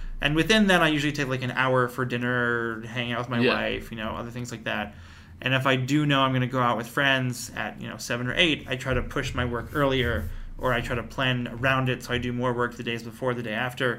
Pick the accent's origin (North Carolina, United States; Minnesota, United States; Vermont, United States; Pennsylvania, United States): Pennsylvania, United States; Lower Merion; moved away as an adult; now in Brooklyn, United States; I grew up in the suburb called Lower Merion